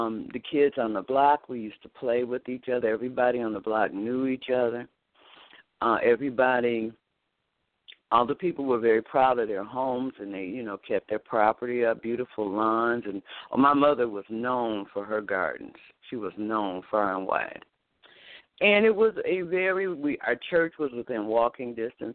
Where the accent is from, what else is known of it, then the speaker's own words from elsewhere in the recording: Detroit, Michigan, United States; I was born and raised in Detroit, Michigan